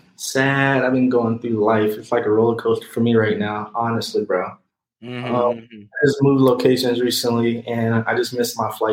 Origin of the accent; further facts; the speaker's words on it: South Carolina, United States; moved away; also born or lived in Georgia; I was born in South Carolina, and I live in Georgia